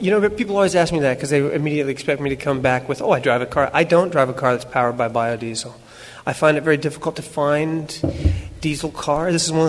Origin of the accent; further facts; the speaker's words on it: Fredericktown, Ohio, United States; moved away; I grew up in Ohio, Fredericktown, like it says on my coat. And it's a big agricultural community.